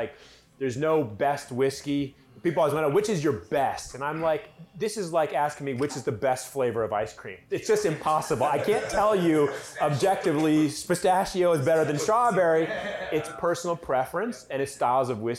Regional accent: California, United States; moved away; I was born in California

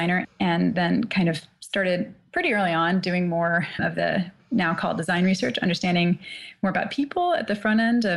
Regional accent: the Midwest of the U.S., United States; also born or lived in Shanghai; now in Boston, United States; I grew up in the Midwest of the U.S. and have been here in Boston for quite a while

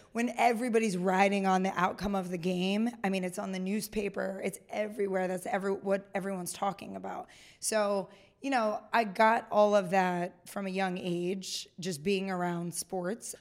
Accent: Pennsylvania, United States; moved away; also born or lived in Kansas; I grew up in Pennsylvania

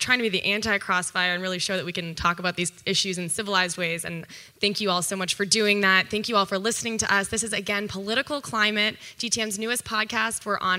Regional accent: Canada; now in United States; I'm Canadian, so I don't vote in America.

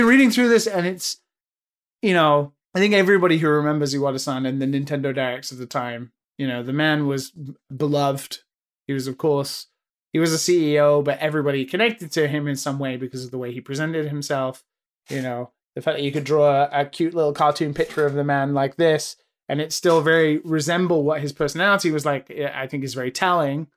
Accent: United Kingdom; moved away as an adult; now in Japan; I'm British

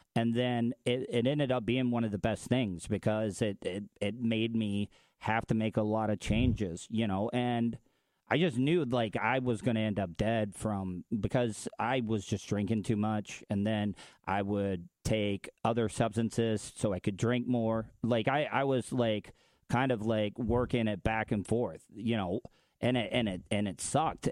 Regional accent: the South, United States; as a man growing up in the South

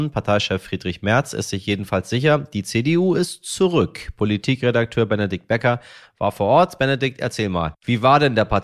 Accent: Hamburg, Germany; denn das größte Volksfest der Welt wird in München nach zwei Jahren Pause endlich, sage ich Ihnen als Hamburger, endlich wieder eröffnet

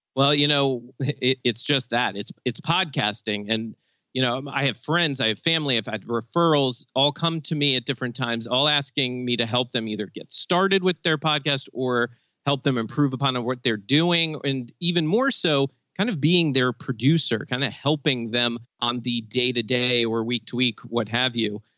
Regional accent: Maryland, United States; I'm from Maryland

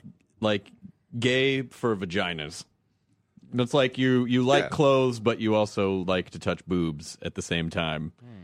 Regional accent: Tennessee, United States; moved away; Where I grew up in Tennessee

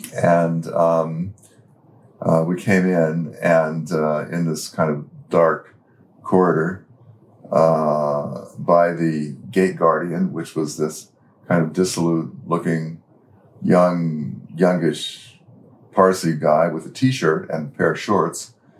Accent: Santa Fe, New Mexico, United States; moved away; also born or lived in Pune; Which is my native place. Your hometown. And, my hometown.

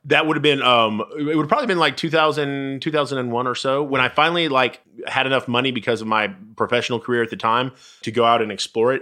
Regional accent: Dallas, Texas, United States; also born or lived in Bowie, Texas; I grew up in Dallas, and then my, my dad was a football coach, and so we, uh, we moved to a small town sorta outside Fort Worth, about, about an hour and a half away. Bowie

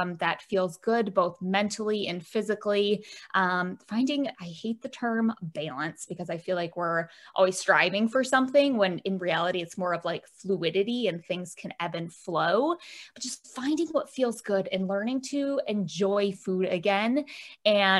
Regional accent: Michigan, United States; I'm from Michigan, shaped like a mitten.

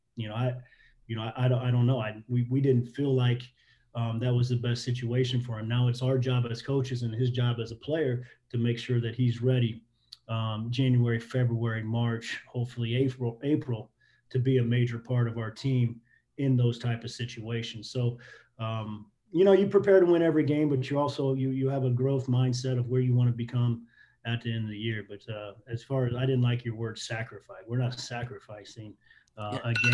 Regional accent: Midwest, United States; moved away as an adult; I was living in the Midwest, growing up in the Midwest

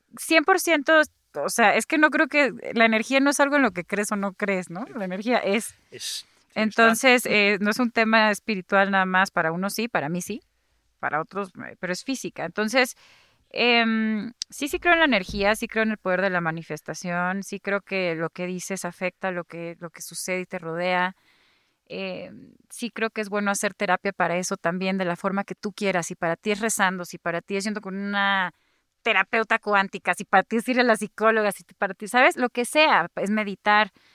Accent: Guadalajara, Jalisco, Mexico; yo soy tapatía

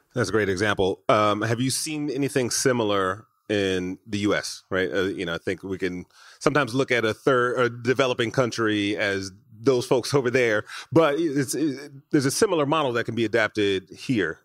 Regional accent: Detroit, Michigan, United States; now in Los Angeles, United States; I grew up in Michigan right in, in Detroit

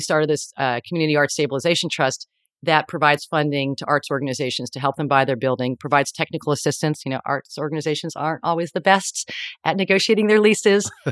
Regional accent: New York, United States; now in San Francisco, United States; I'm from New York

